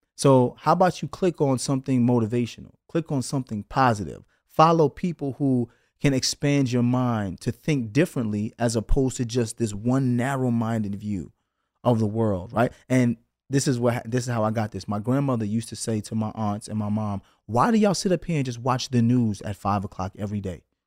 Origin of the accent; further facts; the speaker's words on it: New York City, New York, United States; growing up in Brooklyn, someone may rob your sneakers